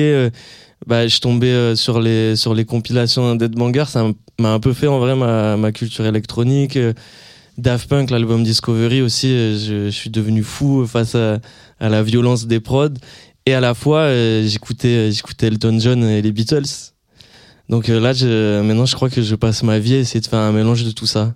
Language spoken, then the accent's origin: French; near Hossegor, Landes, Nouvelle-Aquitaine, France; moved away; je dis toujours que je suis de Osgor pour faire plus stylé, mais en fait, je suis dans un petit village à côté